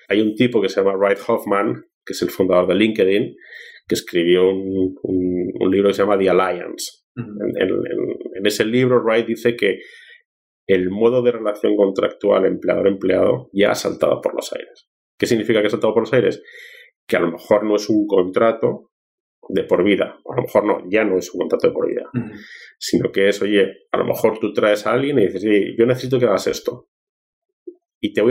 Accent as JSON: {"language": "Spanish", "country": "Peru", "also_born_or_lived": "Spain", "said": "te digo como peruano y como español que soy, deberíamos dejar de ser tan envidiosos del éxito de los demás"}